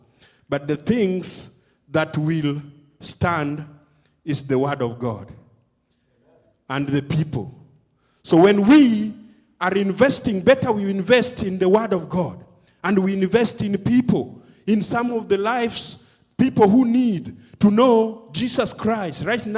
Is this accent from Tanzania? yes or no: yes; Tanzania; born there; And my mother happened to come from Kenya, and I was born in Tanzania.